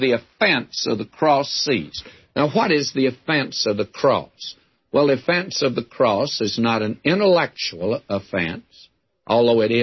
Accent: the South, United States; I was brought up in the South

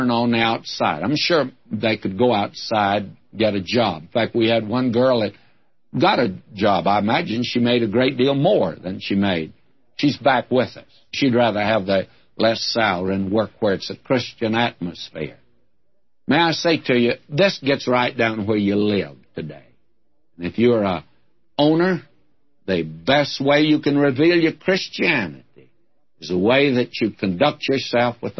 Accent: the South, United States; I'm a Southerner

